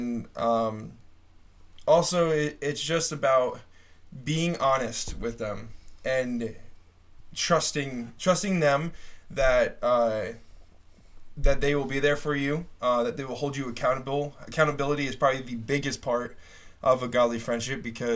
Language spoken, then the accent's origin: English; northern New Jersey, United States; I am from Jersey, very northern part of Jersey, not like the city folk or anything like that. I'm from the country part.